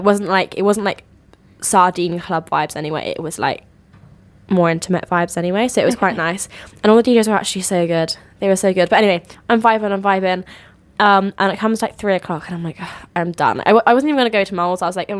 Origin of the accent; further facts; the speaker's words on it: Bath, South West England, United Kingdom; we're 19 and we're friends we're from Bath